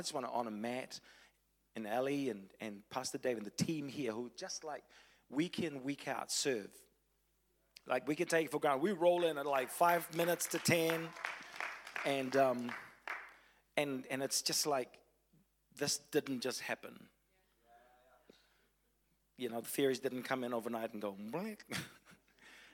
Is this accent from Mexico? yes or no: no; Fiji; also born or lived in Tauranga, New Zealand / Wellington, New Zealand; now in Christchurch, New Zealand; I was born in Fiji, lived in Tauranga, a little bit in Wellington, Christchurch for the last 12 years